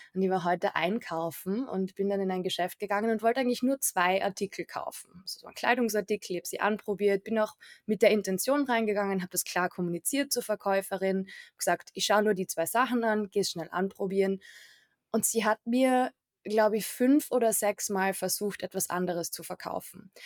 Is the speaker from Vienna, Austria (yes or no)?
no; Carinthia, Austria; ich komme auch ursprünglich aus Kärnten